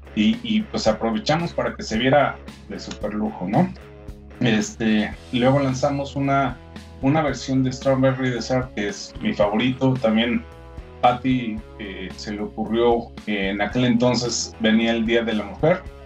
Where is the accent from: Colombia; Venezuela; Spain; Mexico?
Mexico; somos una eh, pequeña compañía que llegó con, al mercado mexicano, siendo mexicanos obviamente